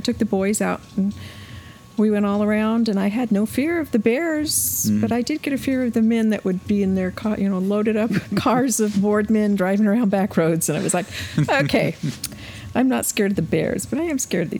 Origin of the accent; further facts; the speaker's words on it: Anchor Point, Alaska, United States; also born or lived in Willow, Alaska / Chugiak, Alaska; I grew up in Anchor Point